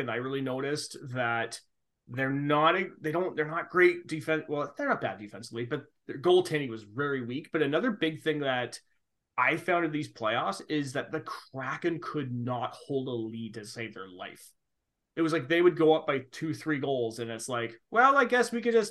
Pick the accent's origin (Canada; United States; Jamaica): United States; West Coast; I'm from the West Coast, so I always knew about what it used to be was Key Arena.